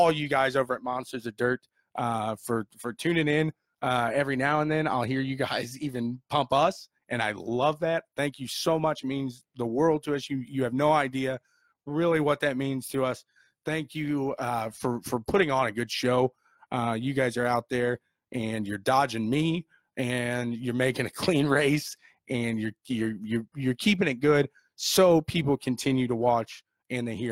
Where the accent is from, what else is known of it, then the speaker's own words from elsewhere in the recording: Indiana, United States; We're from Indiana